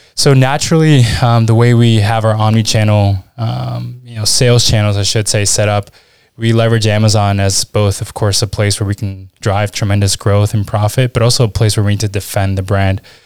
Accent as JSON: {"language": "English", "town": "Washington", "region": "District of Columbia", "country": "United States", "tie": "born or raised there", "also_born_or_lived": "Lima, Peru / Utah / Spain / Switzerland", "accent": "American", "moved": "as an adult", "lives_now": "Southern Germany", "said": "I grew up in Washington, D C, which is why you, you hear the accent"}